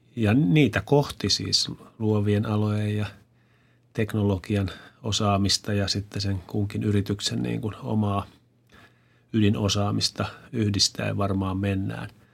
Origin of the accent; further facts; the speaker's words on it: Kymenlaakso, Finland; me ollaan usein tämmöisiä me kymenlaaksolaiset tai minä kymenlaaksolaisena